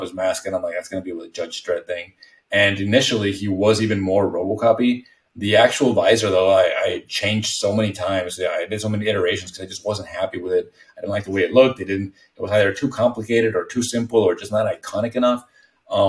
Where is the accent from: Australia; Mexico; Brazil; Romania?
Mexico; English is a second language; moved away as an adult; also born or lived in Texas, United States; now in United States; I was born and raised in Mexico, but right on the border with Texas